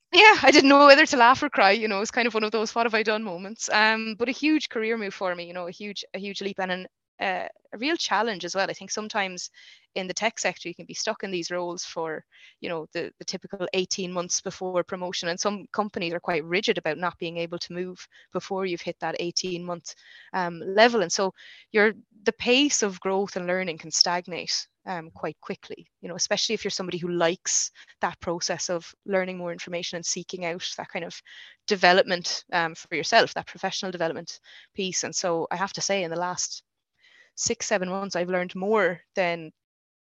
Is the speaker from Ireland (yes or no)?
yes; Ennis, Munster, Ireland; moved away as an adult; now in Stockholm, Sweden; I hadn't planned on staying in Ennis long term, because it's, you know, it's my hometown